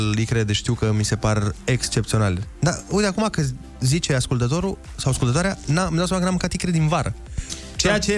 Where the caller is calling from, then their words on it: Timișoara, Timiș County, Romania; sunt din Timișoara.